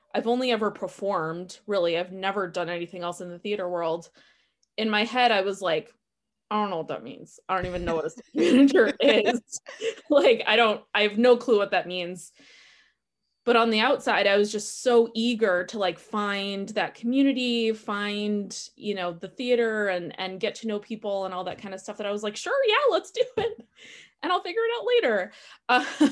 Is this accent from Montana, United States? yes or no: no; Milwaukee, Wisconsin, United States; now in Madison, United States; I'm a born and bred Wisconsin girl. I grew up in Milwaukee